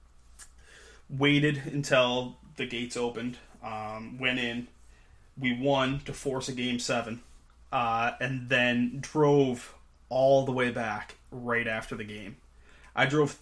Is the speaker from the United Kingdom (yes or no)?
no; Canada; being Canadian